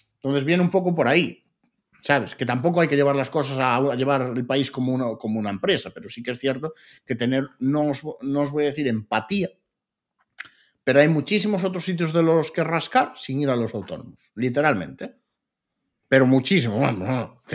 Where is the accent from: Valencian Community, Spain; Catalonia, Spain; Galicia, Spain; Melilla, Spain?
Galicia, Spain; Lugo; yo soy de Lugo